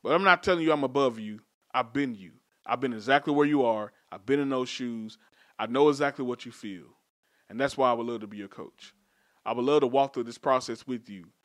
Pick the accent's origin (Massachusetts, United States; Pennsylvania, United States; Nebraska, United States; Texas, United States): Texas, United States; Dallas; I'm from Dallas, so our hoods are South Dallas, Oak Cliff, Pleasant Grove, where I'm from.